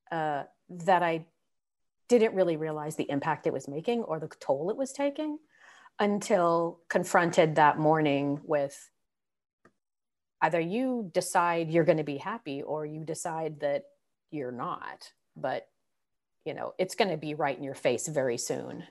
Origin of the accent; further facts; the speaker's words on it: San Francisco Bay Area, California, United States; moved away; also born or lived in Northwest, United States; I grew up in the Bay Area